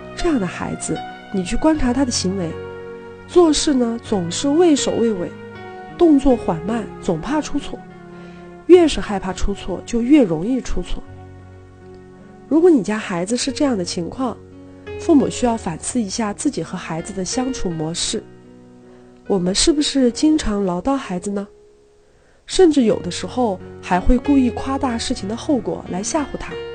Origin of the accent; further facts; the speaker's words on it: China; 身为一个中国人，用筷子吃饭似乎是天经地义的事儿